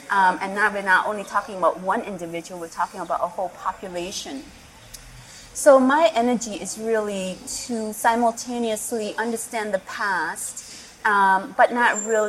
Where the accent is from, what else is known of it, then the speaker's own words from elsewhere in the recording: Cambodia; born there; I was born here in Cambodia in 1971.